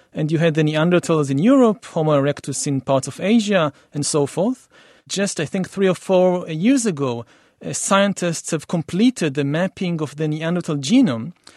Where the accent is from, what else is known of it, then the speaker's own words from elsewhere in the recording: Israel; I come from Israel for the Middle East